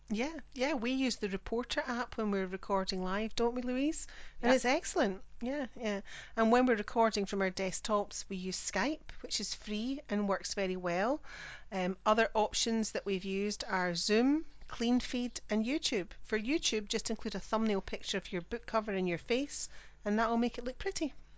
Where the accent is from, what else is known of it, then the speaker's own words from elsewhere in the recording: Scotland, United Kingdom; I'm the Scottish one